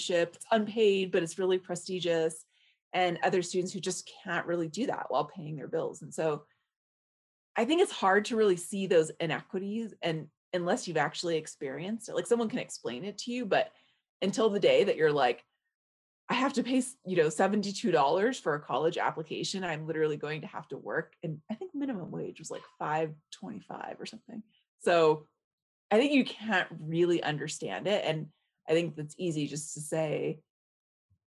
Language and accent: English; Alhambra, California, United States; moved away; also born or lived in Boulder, Colorado; I grew up in Alhambra